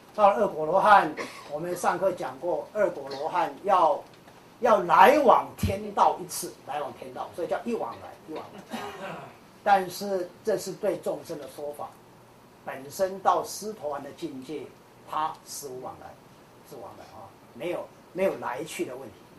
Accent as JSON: {"language": "Chinese", "town": "Kaohsiung", "country": "Taiwan", "said": "像我南部人，我是高雄人，高雄人喜欢吃小吃"}